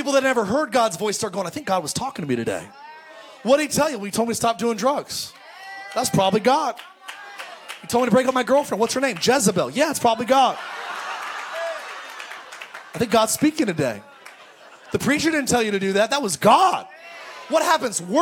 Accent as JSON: {"language": "English", "region": "California", "country": "United States", "tie": "born or raised there", "said": "I grew up in California"}